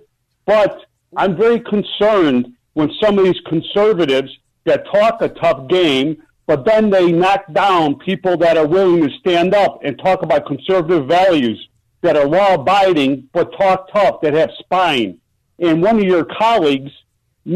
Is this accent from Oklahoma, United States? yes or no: no; Chicago, Illinois, United States; I'm from Grand and Ogden